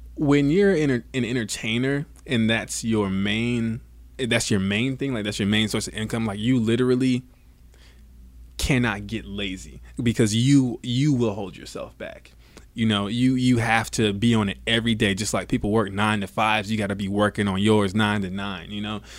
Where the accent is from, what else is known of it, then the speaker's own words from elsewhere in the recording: Savannah, Georgia, United States; also born or lived in Bradenton, Florida / Atlanta, Georgia; I was born in Bradenton, Florida. actually. Born and raised in Florida, raised in Savannah, Georgia, then I moved to right outside of Atlanta